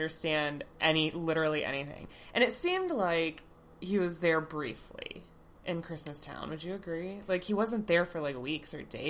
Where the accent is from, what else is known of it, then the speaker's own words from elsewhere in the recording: Florida, United States; I grew up in Florida.